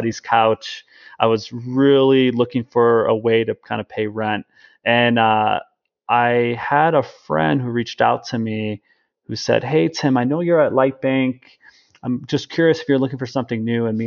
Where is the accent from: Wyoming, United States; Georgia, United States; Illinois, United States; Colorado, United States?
Illinois, United States; Chicago; I'm originally a Midwesterner from Chicago